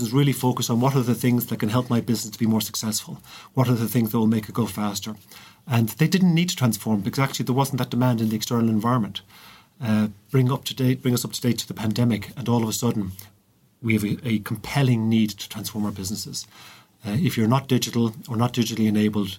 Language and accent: English; County Clare, Ireland; also born or lived in Limerick; growing up in Clare